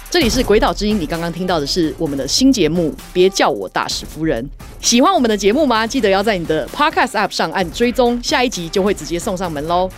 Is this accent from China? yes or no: no; Taiwan; 我们身为台湾人，我们每一个人代表都是台湾